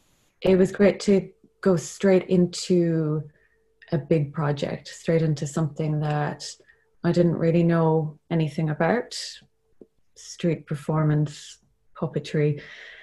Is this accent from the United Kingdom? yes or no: no; Cork, Munster, Ireland; I'm from Cork and always lived in Cork.